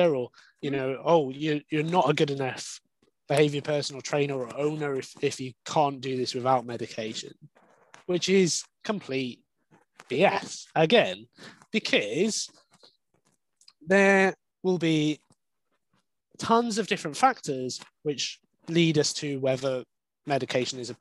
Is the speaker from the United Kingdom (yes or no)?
yes; Wales, United Kingdom; I grew up in Wales